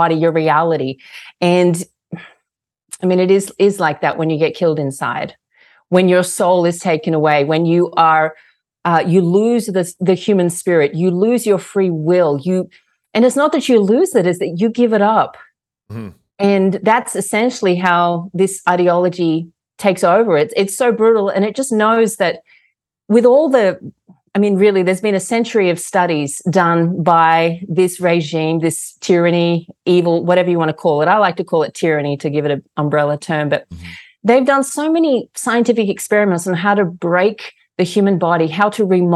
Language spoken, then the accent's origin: English; Australia; moved away as an adult; now in United States; I was born and raised in Australia to a family of Russian immigrants